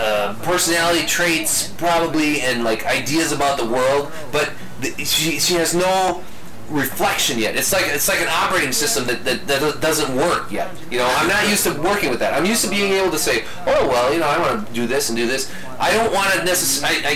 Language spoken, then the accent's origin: English; Midwest, United States; you and I living in the Midwest and growing up in the Midwest and pretty much living in the Midwest all of our lives